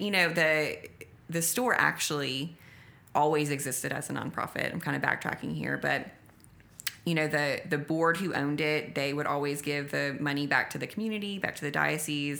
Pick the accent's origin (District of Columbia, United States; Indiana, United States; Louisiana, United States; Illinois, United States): Louisiana, United States; Acadiana; The people are my brothers and sisters from my hometown that I love so dearly